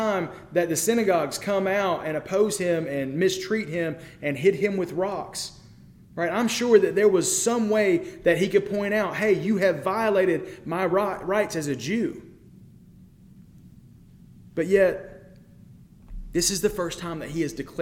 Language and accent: English; United States; as an American